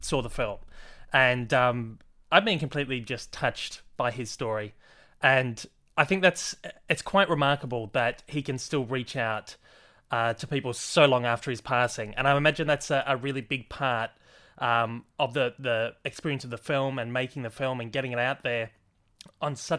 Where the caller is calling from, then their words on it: Australia; I'm calling from … Down Under YouTube channel here in Australia